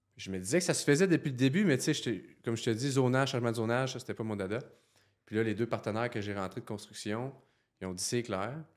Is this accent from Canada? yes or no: yes; Saint-Georges, Quebec, Canada; moved away as an adult; now in Quebec City, Canada; Je viens de la Beauce, Saint-Georges-en-Beauce.